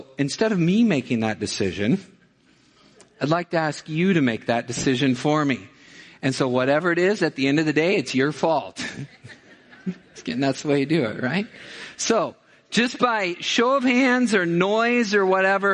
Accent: Missouri, United States; I'm from Missouri

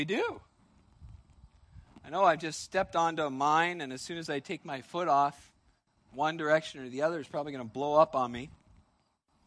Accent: United States; as an American

